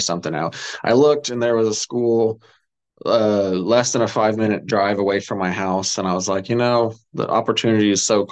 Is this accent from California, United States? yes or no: no; Olathe, Kansas, United States; I grew up more in Olathe area